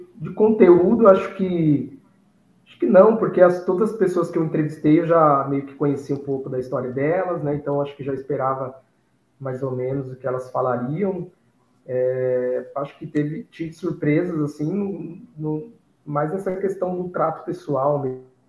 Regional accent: Piracicaba, São Paulo, Brazil; eu sou, eu sou, aqui do interior de São Paulo, Piracicaba

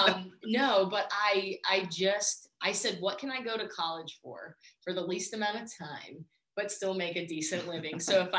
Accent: Warren, Ohio, United States; now in Columbus, United States; I grew up about 2.5 hours from Columbus. I always say Youngstown because nobody knows where Warren, Ohio is, but I'm actually from Warren, Ohio, even a suburb of that called Howland, Ohio.

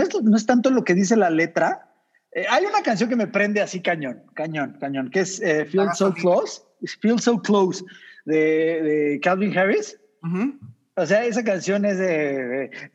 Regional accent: Mexico; somos mexicanos

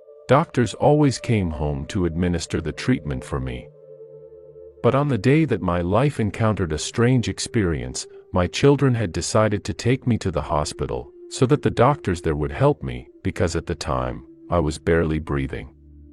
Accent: United Kingdom; now in Italy; Although I am currently based in Italy, I was born and raised in the United Kingdom.

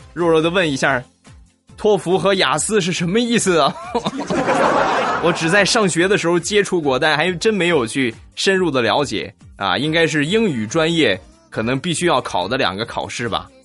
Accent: Rizhao, Shandong, China; moved away as an adult; now in Weifang, China; 我不是济南人啊，我是山东人，我是日照人。呃，然后呢，目前是在潍坊工作

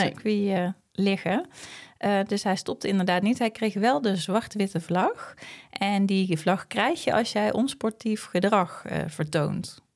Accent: Netherlands; omdat wij uit Nederland komen

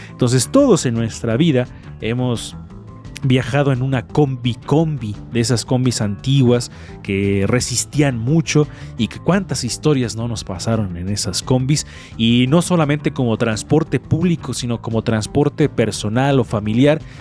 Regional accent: Puebla, Mexico; como poblano

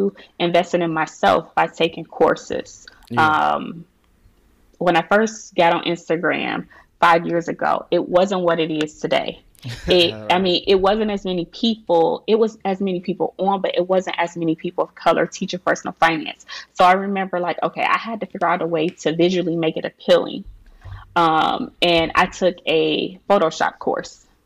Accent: Cleveland, Ohio, United States; My family, we are from Cleveland, Ohio. We didn't have much. Everybody surrounding me growing up was from public assistance

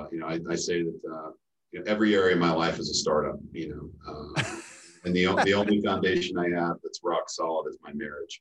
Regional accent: Fruita, Colorado, United States; also born or lived in Denver, Colorado; I call Denver my birthplace. I grew up in the Western Slope in Fruta, Colorado.

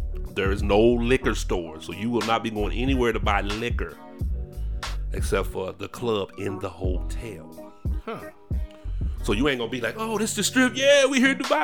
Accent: United States; I'm from America.

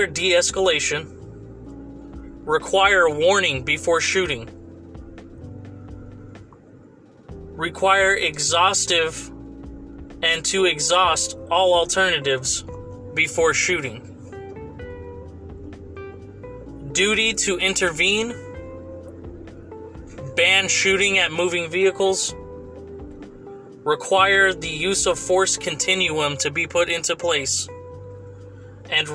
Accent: Fresno, California, United States; my hometown AAA team, the Fresno Grizzlies

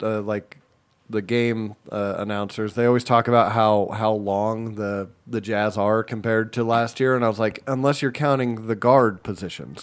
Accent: California, United States; I'm from California.

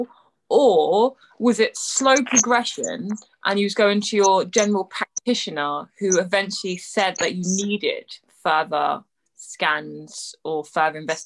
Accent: England, United Kingdom; I'm English

